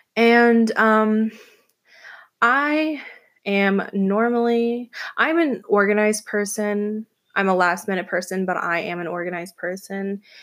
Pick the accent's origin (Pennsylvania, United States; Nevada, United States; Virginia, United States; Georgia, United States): Georgia, United States; Atlanta; moved away as an adult; now in New York City, United States; I was born and raised in Atlanta, Georgia